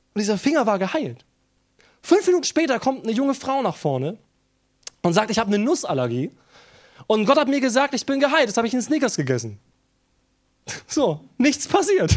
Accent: Germany; Wir sind als Deutsche

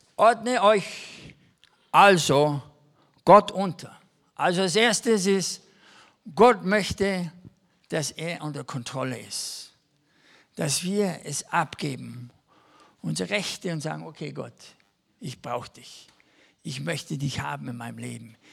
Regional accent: Germany; also born or lived in Kaufbeuren, Bavaria; als Deutsche sind wir sehr gut

